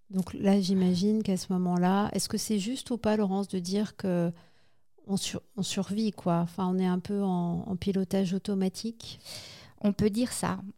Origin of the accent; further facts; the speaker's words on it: Haute-Savoie, Auvergne-Rhône-Alpes, France; je viens de Haute-Savoie. J'habite un tout petit